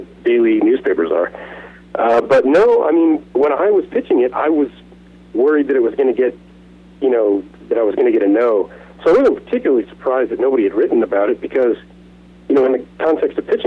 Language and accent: English; Dallas, Texas, United States; moved away as an adult; also born or lived in South Florida; I grew up in Dallas